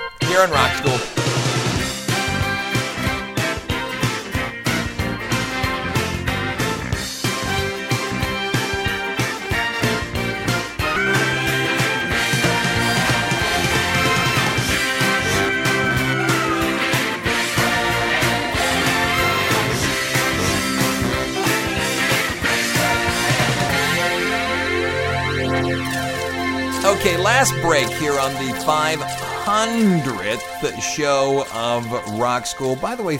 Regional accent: California, United States; I'm from California.

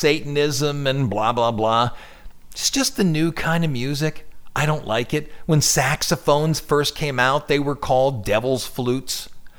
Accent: Ohio, United States; No, I'm from Ohio.

